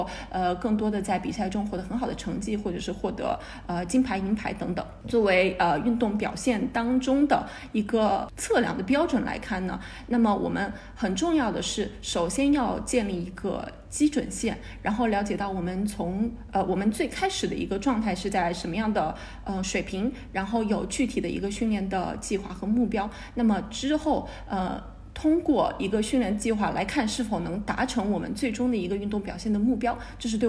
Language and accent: Chinese; Spain; Chinese is a second language; now in Shanghai, China; 我来自西班牙。